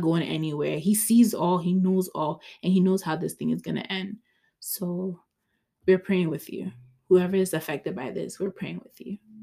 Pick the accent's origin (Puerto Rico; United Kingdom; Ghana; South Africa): Ghana; I'm Ghanaian